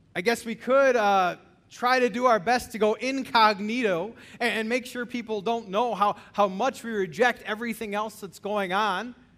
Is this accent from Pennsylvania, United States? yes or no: no; Illinois, United States; I'm from Illinois